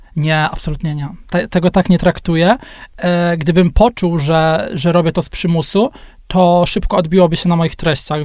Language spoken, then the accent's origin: Polish; Gorzów Wielkopolski, Lubusz Voivodeship, Poland; Ja jestem z Gorzowa Wielkopolskiego